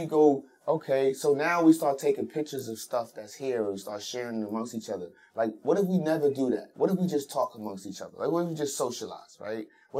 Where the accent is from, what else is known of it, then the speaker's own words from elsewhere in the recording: Brooklyn, New York, United States; Growing up in these certain parts, you know, like because I'm from Brownsville, of course I'm, you know, partial to Brownsville